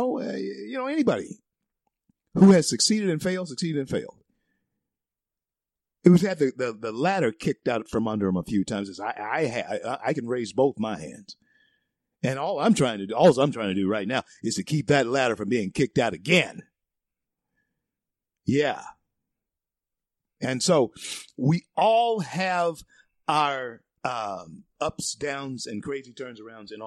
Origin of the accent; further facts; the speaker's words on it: United States; born here in the USA, baby, this is the homeland. It is for me.